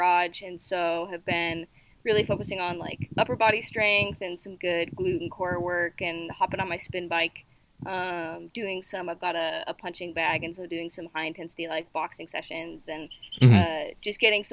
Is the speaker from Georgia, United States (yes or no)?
no; Utah, United States; now in Seattle, United States; I grew up in Utah